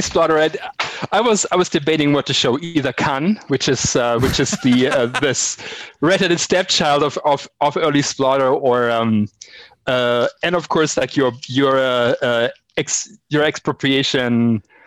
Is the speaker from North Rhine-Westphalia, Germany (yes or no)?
yes; Cologne, North Rhine-Westphalia, Germany; moved away; I'm from Cologne